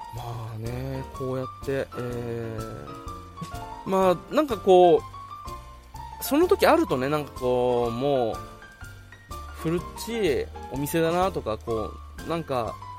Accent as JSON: {"language": "Japanese", "region": "Okinawa", "country": "Japan", "tie": "born or raised there", "said": "小学校の時はそれこそこう今まで住んでていたところから引っ越してきて沖縄"}